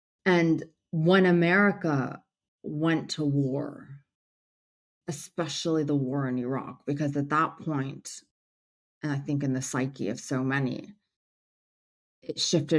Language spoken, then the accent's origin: English; United States; I was driven into, you know, journalism because I am Syrian American, and 9/11 had happened, and the anti-Arab rhetoric was just out of control.